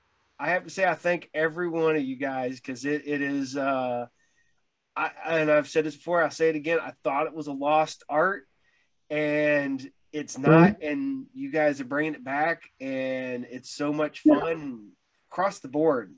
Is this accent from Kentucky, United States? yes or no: no; Ohio, United States; I grew up in Ohio.